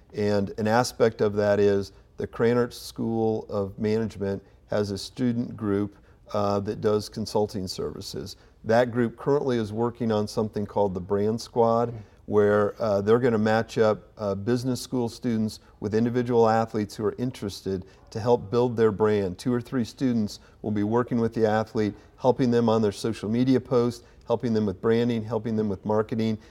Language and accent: English; Kokomo, Indiana, United States; moved away as an adult; also born or lived in West Lafayette, Indiana; now in Indianapolis, United States; I grew up in Kokomo, uh, pretty much my entire life until I, I went to Purdue